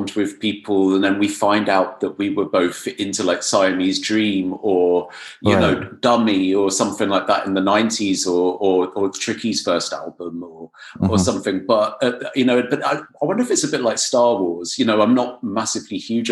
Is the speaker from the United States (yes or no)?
no; Bournemouth, South West England, United Kingdom; I come from Bournemouth as well